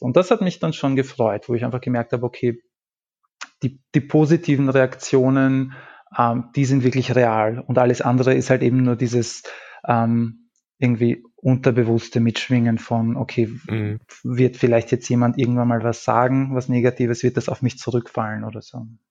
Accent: Lower Austria, Austria; moved away as an adult; now in Vienna, Austria; ich habe vor zehn Jahren maturiert ähm, und ich, es war jetzt nicht so, dass das damals ähm, bei uns in Niederösterreich

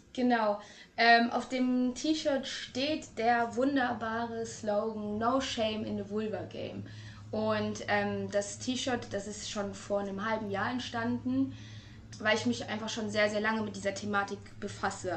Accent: Trier, Rhineland-Palatinate, Germany; now in Hamburg, Germany; Gebürtig komme ich eigentlich aus Trier, aber ich lebe in Hamburg

